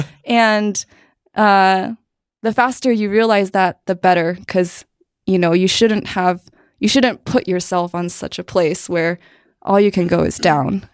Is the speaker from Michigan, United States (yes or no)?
no; Cupertino, California, United States; also born or lived in New Jersey / Canada / Arizona / China; a lot of movement before I was seven, but ever since then, Cupertino